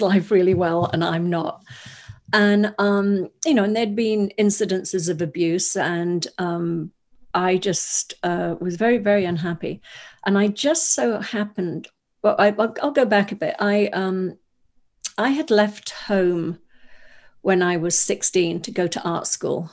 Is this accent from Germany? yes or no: no; Wales, United Kingdom; I grew up in, I was born in Wales, in the U K